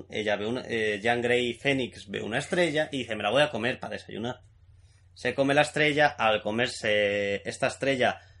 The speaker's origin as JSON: {"language": "Spanish", "country": "Spain", "said": "Yo soy español."}